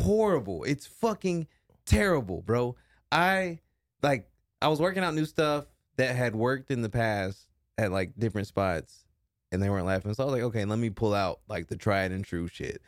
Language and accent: English; Texas, United States; now in Austin, United States; I'm from Texas